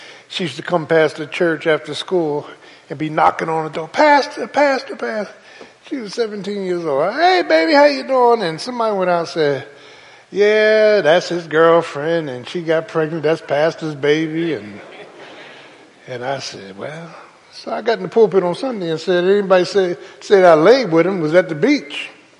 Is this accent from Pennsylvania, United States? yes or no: yes; Philadelphia, Pennsylvania, United States; I'm from South Philly, Doc. We know how to sin.